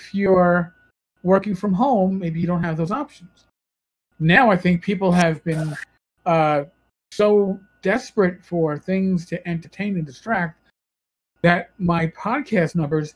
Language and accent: English; New York, United States; accent: New York; My New York accent